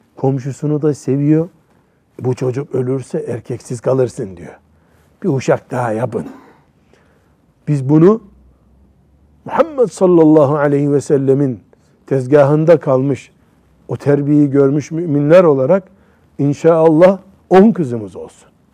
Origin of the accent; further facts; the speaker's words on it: Black Sea Region, Turkey; Bizim Karadeniz'de